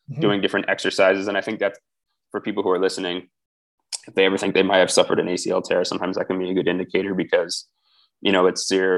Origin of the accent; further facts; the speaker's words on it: Ottawa, Ontario, Canada; moved away as an adult; also born or lived in Ohio, United States; now in Armenia; it was my hometown too